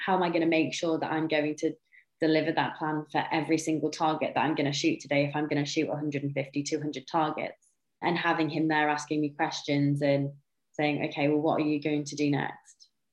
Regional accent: North Wales, United Kingdom; I've was born and raised in North Wales in a tiny little village in the middle of nowhere.

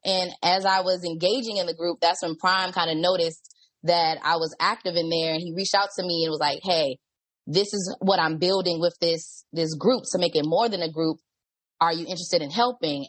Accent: Washington, District of Columbia, United States; I'm from DC.

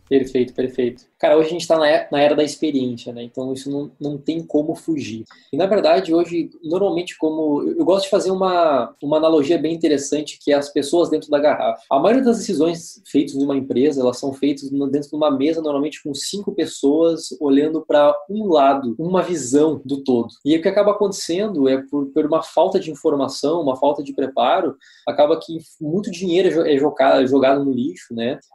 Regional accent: Santa Rosa, Rio Grande do Sul, Brazil; eu sou de Santa Rosa

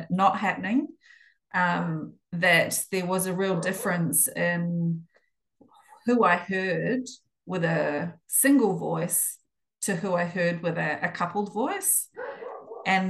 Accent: New Zealand; moved away as an adult; also born or lived in United Kingdom; now in Melbourne, Australia; I'm a Kiwi

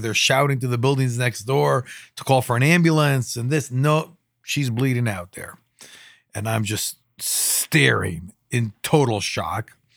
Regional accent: Jerusalem, Jerusalem District, Israel; growing up in Israel

